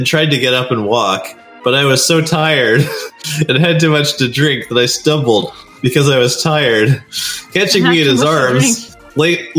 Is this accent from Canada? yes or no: yes; Canada; I'm a Canadian.